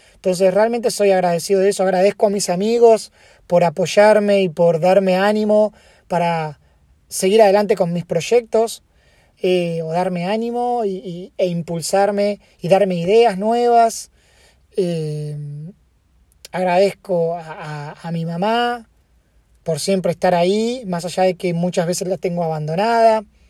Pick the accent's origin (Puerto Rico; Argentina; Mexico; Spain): Argentina; now in United States; yo soy argentino